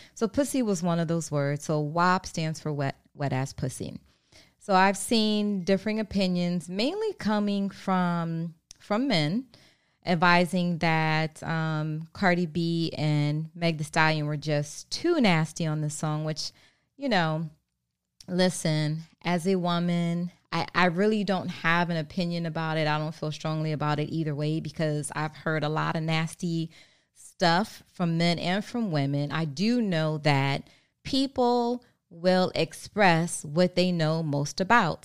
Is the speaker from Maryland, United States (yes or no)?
yes; Maryland, United States; also born or lived in Baltimore; I'm from Maryland.